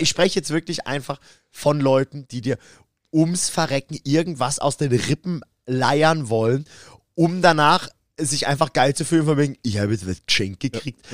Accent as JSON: {"language": "German", "town": "Karlsruhe", "region": "Baden-Württemberg", "country": "Germany", "said": "da habe ich auch mit meiner alten Band bei uns in Karlsruhe im alten Substage gespielt."}